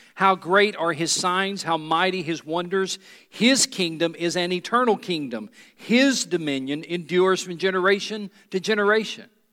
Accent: United States; I am an American

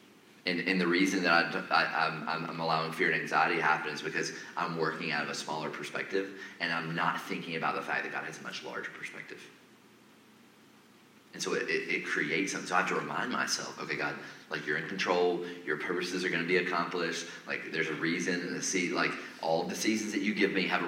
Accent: Atlanta, Georgia, United States; moved away; also born or lived in Nashville area; I'm originally from Atlanta

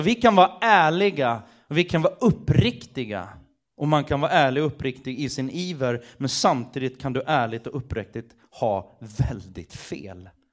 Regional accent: Sweden; som svensk

